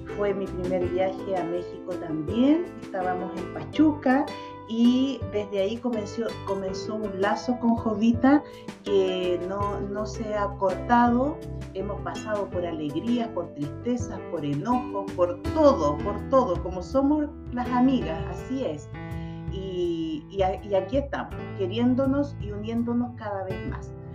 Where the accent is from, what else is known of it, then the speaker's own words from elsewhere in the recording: Chile; yo soy chilena, nací en Chile